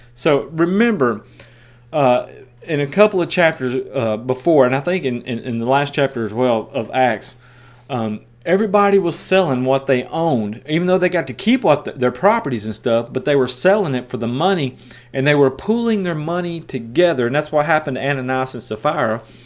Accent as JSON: {"language": "English", "region": "West Tennessee", "country": "United States", "also_born_or_lived": "Osceola, Iowa", "accent": "country", "moved": "as an adult", "said": "I'm from West Tennessee"}